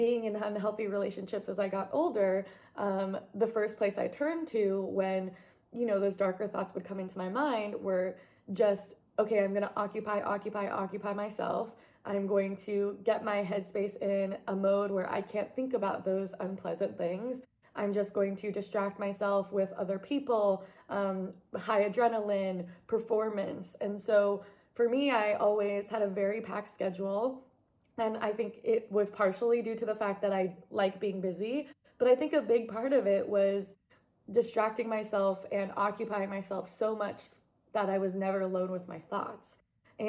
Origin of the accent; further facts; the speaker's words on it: New York, United States; moved away; also born or lived in Portland; growing up in New York